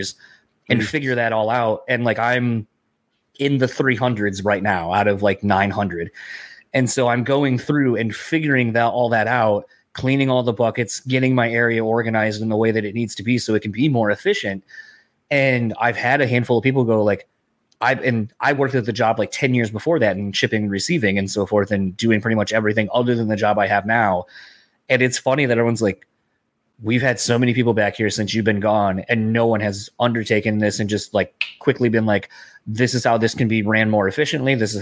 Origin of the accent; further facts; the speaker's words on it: East Coast, United States; now in Midwest, United States; I grew up in the East Coast initially.